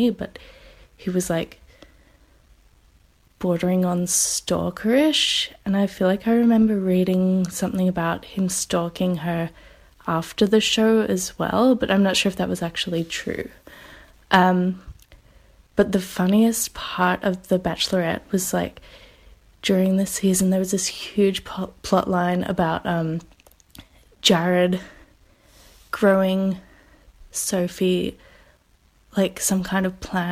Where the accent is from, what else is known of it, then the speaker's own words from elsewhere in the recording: Australia; I'm from Australia